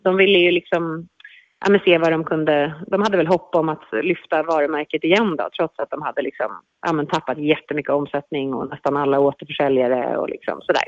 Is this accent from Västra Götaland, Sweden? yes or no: no; Stockholm, Stockholm County, Sweden; moved away as an adult; now in Mallorca, Spain; jag växte upp i Stockholm